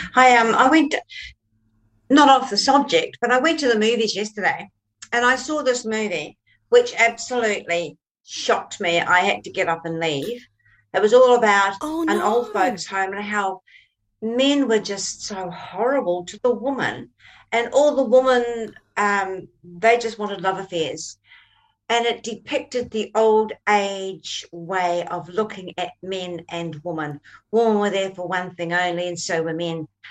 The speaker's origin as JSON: {"language": "English", "country": "New Zealand", "said": "I come from New Zealand"}